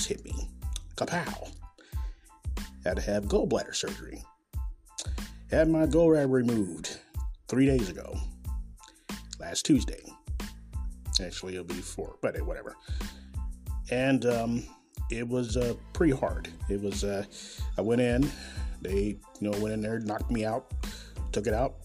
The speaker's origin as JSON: {"language": "English", "town": "Kansas City", "region": "Missouri", "country": "United States", "tie": "born or raised there", "said": "Coming live and direct, as always, from Kansas City, Missouri, my hometown"}